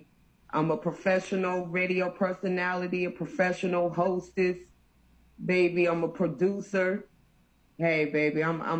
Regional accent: Durham, North Carolina, United States; also born or lived in Brooklyn, New York; now in Houston, United States; I'm from Durham, North Carolina, sprinkled with Brooklyn, New York. And right now, I'm in Houston, Texas, Longhorn State, baby, put it up.

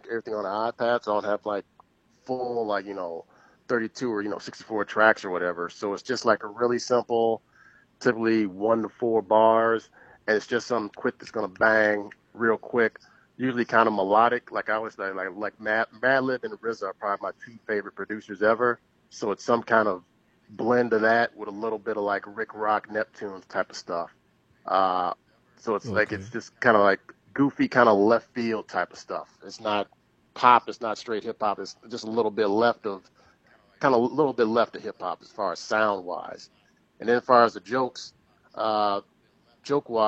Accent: Chicago, Illinois, United States; grew up on South Side Chicago, around 48th and King Drive, 63rd and Stony Island

